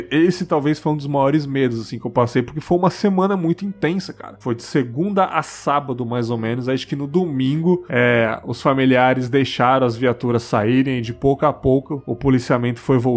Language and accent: Portuguese; São Paulo, Brazil; moved away as an adult; Eu sou de São Paulo, morei lá até os 19 anos.